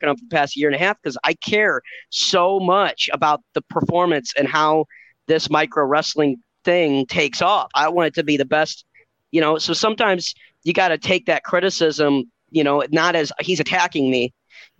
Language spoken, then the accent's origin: English; St. Louis, Missouri, United States; it was my first time home performing in front of my hometown and my family